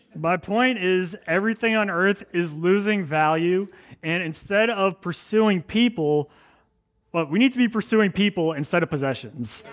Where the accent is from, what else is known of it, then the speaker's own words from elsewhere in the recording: Maryland, United States; moved away as an adult; now in Cape Cod, United States; I am not from Cape Cod. I am from Maryland